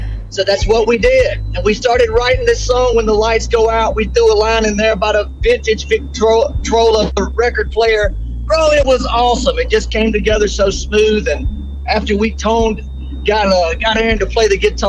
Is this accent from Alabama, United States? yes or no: yes; Muscle Shoals, Alabama, United States; growing up in Muscle Shoals, Alabama